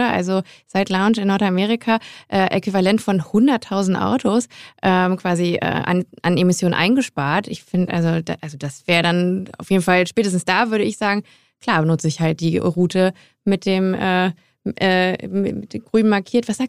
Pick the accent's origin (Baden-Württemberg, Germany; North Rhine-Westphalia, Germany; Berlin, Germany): North Rhine-Westphalia, Germany; Grevenbroich; moved away; vielleicht ja auch meine Heimatstadt.